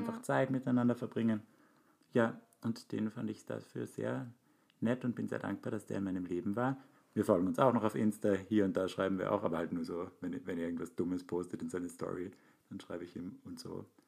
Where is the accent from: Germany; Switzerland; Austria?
Austria; Graz, Styria; moved away as an adult; now in Vienna, Austria; Aber Graz ist ja meine Heimatstadt und ich bin jetzt seit zehn Jahren in Wien